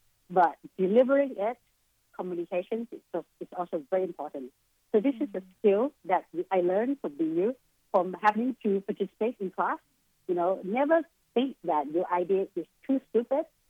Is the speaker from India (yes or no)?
no; Bangkok, Thailand; also born or lived in Boston, United States; my home country, which is Bangkok, Thailand